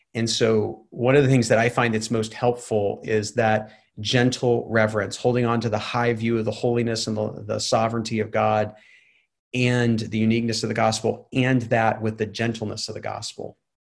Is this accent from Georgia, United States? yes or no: no; Waco, Texas, United States; now in Atlanta, United States; I grew up in Waco, Texas